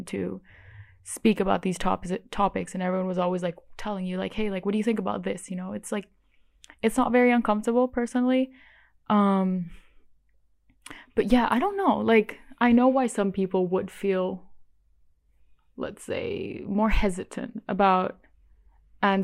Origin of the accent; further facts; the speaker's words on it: Bali, Indonesia; I grew up in Bali, which is the only Hindu island in all of Indonesia